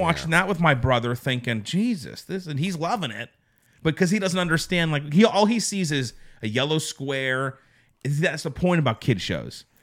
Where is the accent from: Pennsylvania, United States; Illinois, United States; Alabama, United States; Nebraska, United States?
Pennsylvania, United States; Pittsburgh; growing up in the Pittsburgh area